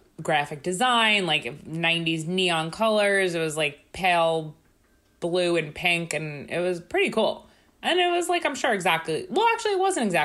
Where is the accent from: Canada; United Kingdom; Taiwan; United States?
United States; Long Island, New York; where I grew up in Long Island